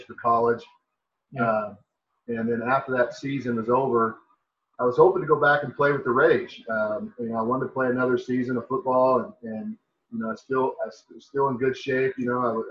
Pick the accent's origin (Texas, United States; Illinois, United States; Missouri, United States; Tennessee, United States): Missouri, United States; St. Louis; in St. Louis is my hometown.